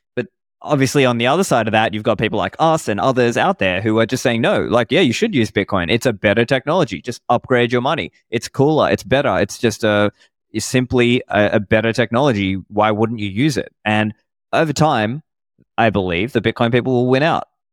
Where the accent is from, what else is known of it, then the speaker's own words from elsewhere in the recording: Sydney, New South Wales, Australia; also born or lived in Sri Lanka; I grew up in Sydney in Australia